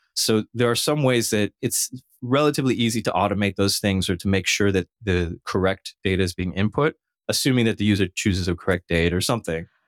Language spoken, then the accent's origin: English; Canada; now in United States; a Canadian who lives in the United States